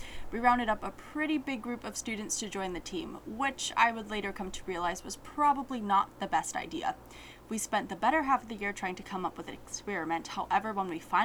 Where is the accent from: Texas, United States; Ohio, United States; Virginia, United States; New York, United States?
Virginia, United States; Alexandria; I was born and raised in Alexandria, Virginia